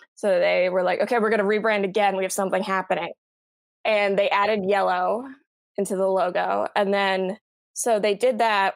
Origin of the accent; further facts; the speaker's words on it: San Diego, California, United States; moved away; I am a rare, uh, native San Diegan. I grew up there.